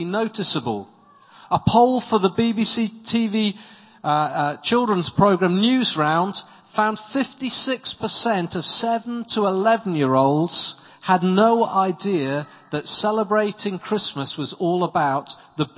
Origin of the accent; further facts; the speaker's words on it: South Wales valleys, United Kingdom; now in Winchester, United Kingdom; I come from South Wales, in the South Wales valleys